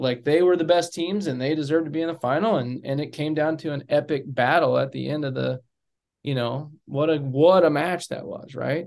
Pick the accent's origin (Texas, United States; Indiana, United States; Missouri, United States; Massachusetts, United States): Texas, United States; Amarillo; I didn't grow up in Dallas. I grew up in Amarillo, or as we say in Amarillo, Amarilla.